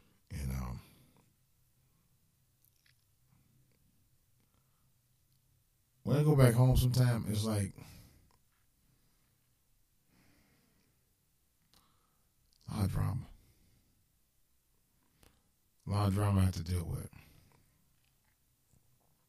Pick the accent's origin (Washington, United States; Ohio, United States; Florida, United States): Ohio, United States; Cleveland; Cleveland really is my hometown